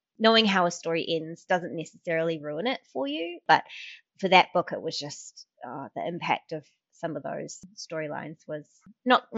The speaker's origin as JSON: {"language": "English", "country": "New Zealand", "moved": "yes", "said": "I am a Kiwi"}